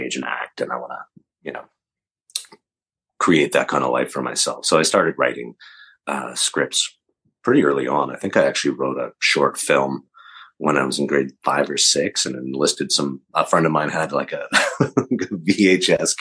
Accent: Calgary, Alberta, Canada; I grew up in Calgary, Alberta, Canada, and in a little suburb, Southwood.

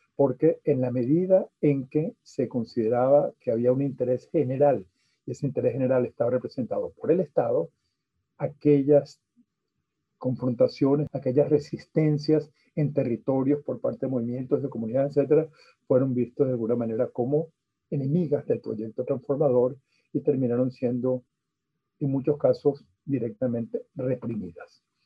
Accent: Venezuela; soy sociólogo venezolano

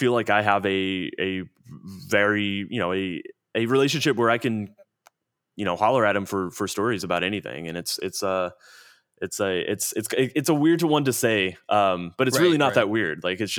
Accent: Plano, Texas, United States; I grew up in Plano, Texas, a suburb.

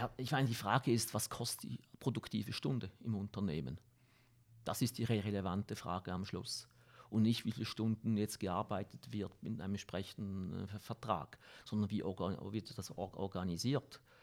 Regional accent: Switzerland; als Schweizer

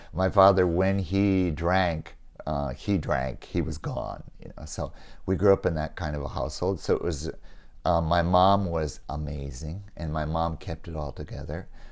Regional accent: Eau Claire, Wisconsin, United States; moved away; I was born in Eau Claire, Wisconsin, which is about ninety minutes from Minneapolis.

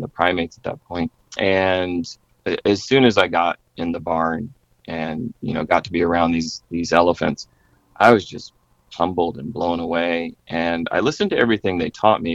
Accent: South Carolina, United States; I grew up in South Carolina

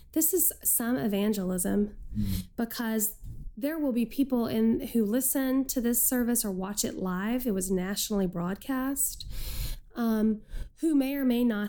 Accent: Texas, United States; moved away as an adult; now in Chicago, United States; I'm a Texan

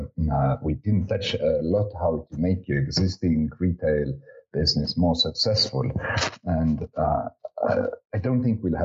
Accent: Estonia; I'm originally from Estonia

